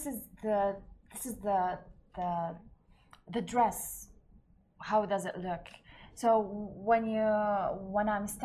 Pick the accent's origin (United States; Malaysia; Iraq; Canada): Iraq; Baghdad, Baghdad Governorate; up by the way? Uh, in Baghdad.